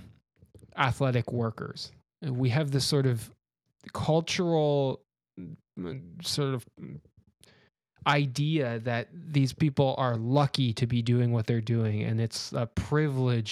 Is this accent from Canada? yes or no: yes; Canada; I'm from Canada, and in Canada we have very strong vaccine mandates